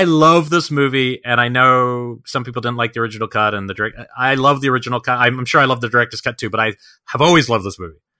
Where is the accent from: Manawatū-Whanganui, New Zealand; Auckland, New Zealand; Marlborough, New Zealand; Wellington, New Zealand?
Wellington, New Zealand; born or raised there